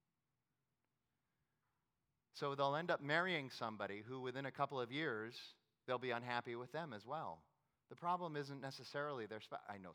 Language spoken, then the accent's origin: English; Phoenix, Arizona, United States; I was from Phoenix